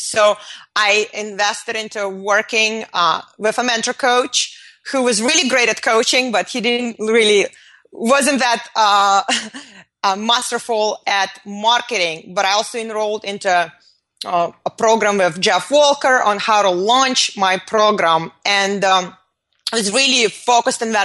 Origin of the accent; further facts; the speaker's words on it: Moscow, Russia; moved away; I was born in Moscow in the Soviet Union